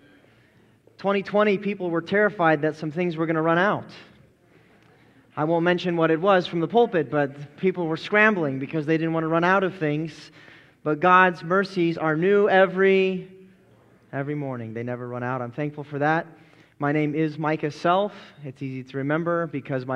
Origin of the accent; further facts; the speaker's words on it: Colorado, United States; I grew up in Colorado, and so I'm very used to Western culture